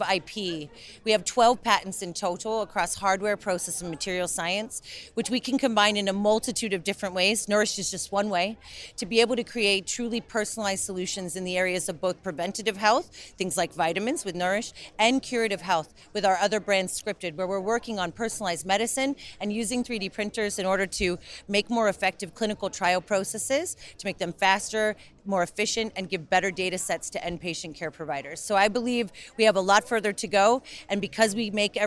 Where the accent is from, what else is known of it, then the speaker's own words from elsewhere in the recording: New York, United States; moved away as an adult; now in Birmingham, United Kingdom; I'm originally from New York, and you know, I grew up in places like Brooklyn